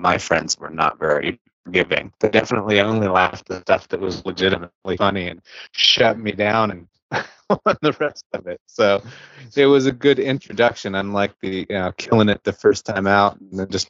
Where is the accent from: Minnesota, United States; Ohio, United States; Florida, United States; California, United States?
Ohio, United States; moved away as an adult; also born or lived in Wilmington, North Carolina / Knoxville; I'm originally from Ohio, so I've kind of returned